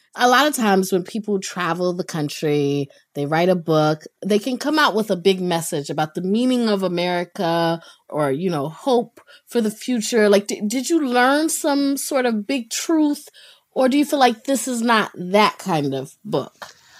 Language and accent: English; North Carolina, United States; I grew up in North Carolina